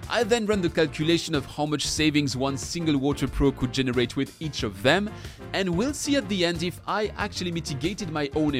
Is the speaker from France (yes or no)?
yes; Colmar, Grand Est, France; my hometown, Colmar